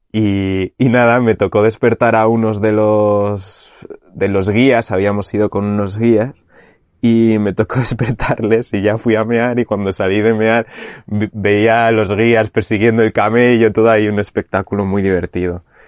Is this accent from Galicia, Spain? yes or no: no; Segovia, Castile and León, Spain; moved away as an adult; now in Canary Islands, Spain; mi pueblo de Segovia